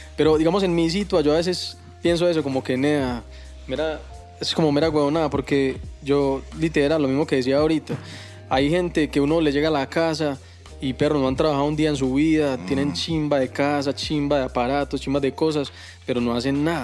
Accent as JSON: {"language": "Spanish", "town": "Envigado", "region": "Antioquia", "country": "Colombia", "said": "yo soy de Envigado"}